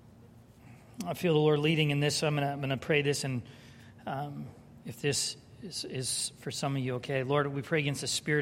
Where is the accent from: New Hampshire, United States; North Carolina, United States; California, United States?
California, United States; San Diego; moved away; I grew up in San Diego